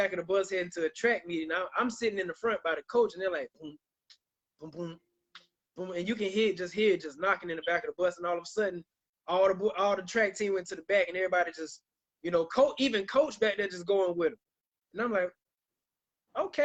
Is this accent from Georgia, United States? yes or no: yes; Millen, Georgia, United States; that's my hometown. Shout out to Millen, Georgia.